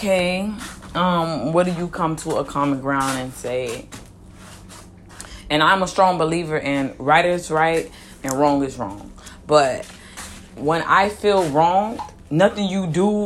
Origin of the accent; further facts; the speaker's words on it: Miami, Florida, United States; I'm from Miami, Florida, born and raised